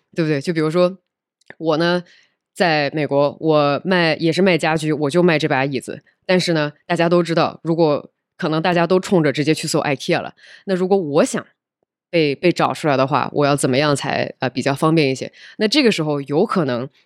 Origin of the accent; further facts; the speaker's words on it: southern China, China; moved away as an adult; also born or lived in United States / Europe / Nepal / Beijing; 我出生在北方，然后长大在中国的南方，然后之后其实在全世界的不同地方都混迹过一段时间。比如说这是在美国上的学，然后后来去欧洲工作过一段时间，然后后来又辗转去了尼泊尔工作了一段时间，然后后来在二零一六年的时候就回到了国内。其实本来就我是深圳人，唉，这个唉，就是 long story，但是我确实是深圳户口，所以我本来想回深圳工作